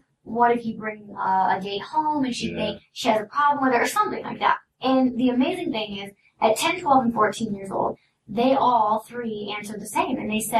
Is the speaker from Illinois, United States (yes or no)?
yes; Oblong, Illinois, United States; also born or lived in Salem, Illinois; now in Los Angeles, United States; Southern Illinois, small town, middle of nowhere. Where is it? Oblong. You've never heard of it.